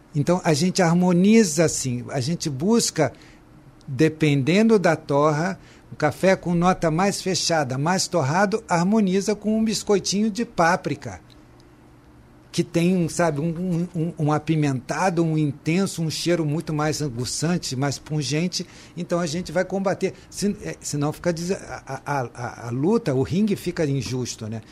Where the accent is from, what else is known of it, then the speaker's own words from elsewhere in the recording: Brazil; fazemos a diferença como brasileiros, né? Eu tenho muito orgulho de ser brasileiro